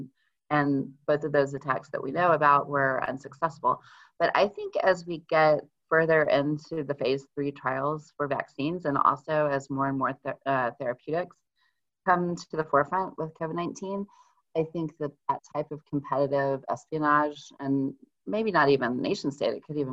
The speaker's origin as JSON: {"language": "English", "region": "Texas", "country": "United States", "moved": "yes", "lives_now": "Western Massachusetts, United States", "said": "I'm originally from Texas, and I really, really miss Mexican food because I live in Western Massachusetts now"}